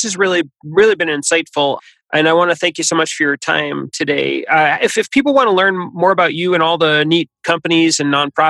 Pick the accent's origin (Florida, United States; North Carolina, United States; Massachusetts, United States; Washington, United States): Massachusetts, United States; Boston; I'm from Boston as well, and I'm a huge Patriots fan